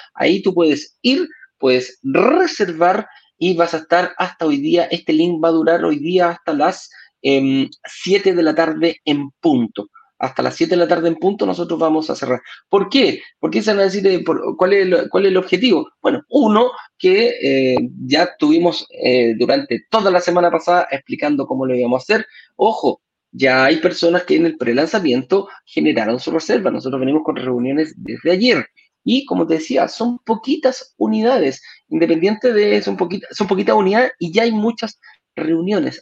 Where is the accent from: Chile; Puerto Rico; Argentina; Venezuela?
Chile; now in Mexico; tú me preguntas a mí como chileno